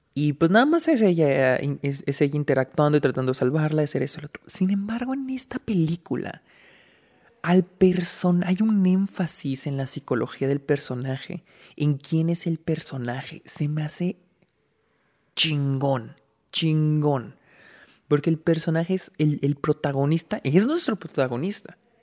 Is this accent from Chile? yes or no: no; Delicias, Chihuahua, Mexico; moved away; Aquí estoy en mi casa en Delicias, donde, pues, donde yo nací. Estoy visitando a mi familia